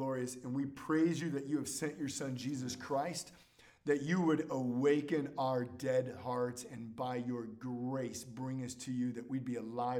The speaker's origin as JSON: {"language": "English", "region": "California", "country": "United States", "tie": "born or raised there"}